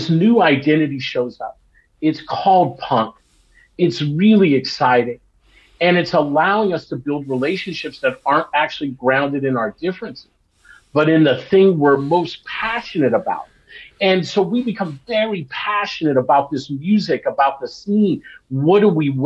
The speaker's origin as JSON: {"language": "English", "town": "Los Angeles", "region": "California", "country": "United States", "tie": "born or raised there", "also_born_or_lived": "Long Beach, California", "said": "I grew up in Los Angeles and in Long Beach"}